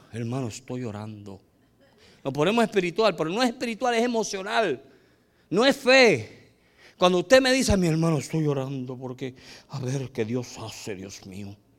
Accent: United States; moved away; also born or lived in El Salvador; nosotros, como éramos gringos

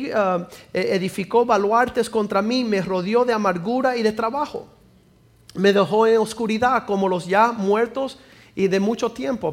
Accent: Cuba; soy cubano

